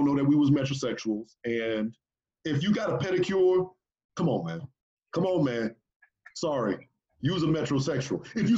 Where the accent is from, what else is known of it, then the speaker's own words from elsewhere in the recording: Texas, United States; I'm from Texas.